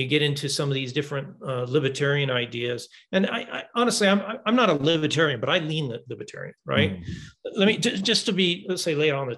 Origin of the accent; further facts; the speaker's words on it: Seattle area, Washington, United States; I'm from the Southwest, the Northwest. In the Seattle area and state of Washington